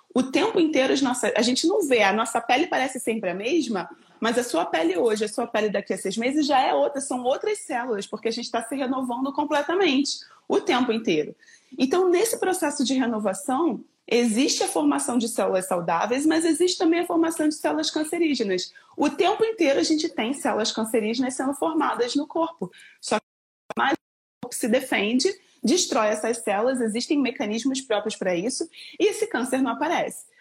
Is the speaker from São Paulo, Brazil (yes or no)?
no; Rio de Janeiro, Brazil; accent: carioca; moved away as an adult; now in Campinas, Brazil; sou carioca, moro em Campinas, então o sotaque não nega